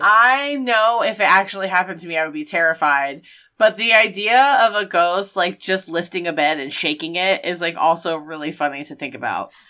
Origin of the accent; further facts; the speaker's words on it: the South, United States; we're both from the South